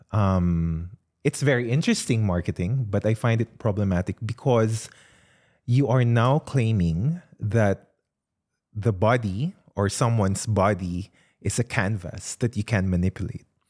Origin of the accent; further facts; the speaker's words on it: Philippines; now in Australia; I did not grow up in Australia, I grew up in the Philippines